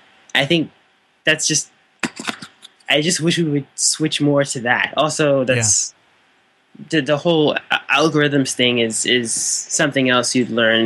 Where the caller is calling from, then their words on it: St. Louis, Missouri, United States; Calling in from St. Louis, St. Louis City.